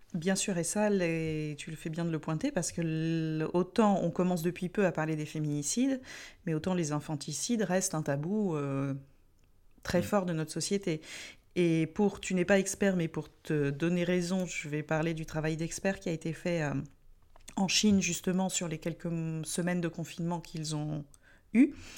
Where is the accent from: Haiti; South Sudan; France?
France; en tant que Français